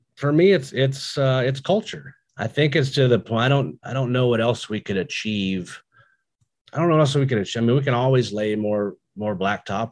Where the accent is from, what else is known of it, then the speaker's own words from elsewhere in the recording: United States; my hometown of Woodford County.